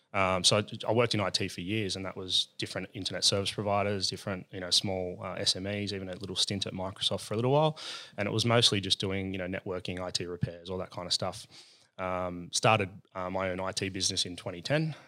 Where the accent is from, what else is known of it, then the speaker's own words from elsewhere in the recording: Sydney, New South Wales, Australia; I'm from La Perouse